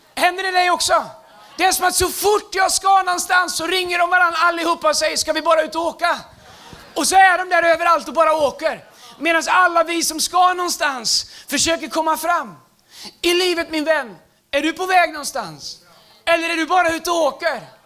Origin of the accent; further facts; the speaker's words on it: Tidaholm, Västra Götaland, Sweden; moved away as an adult; also born or lived in United States; min engelska lärare hemma i Tidaholm